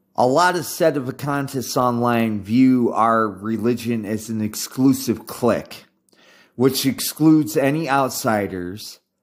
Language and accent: English; United States; being an American